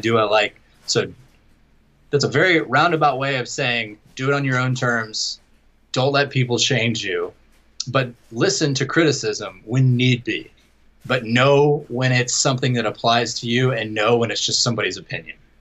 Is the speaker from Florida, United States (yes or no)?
yes; Jacksonville, Florida, United States; my hometown here of uh, Jacksonville, Florida